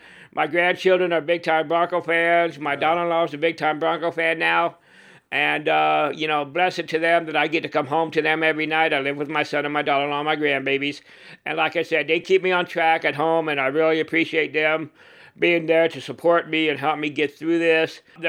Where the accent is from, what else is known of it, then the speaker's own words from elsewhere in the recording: Fort Campbell, Kentucky, United States; born there; also born or lived in Mississippi / North Carolina; My dad was in the Army, so I grew up a lot of different places. Born in Fort Campbell, Kentucky. Went to Meridian, Mississippi, Fort Bragg, North Carolina.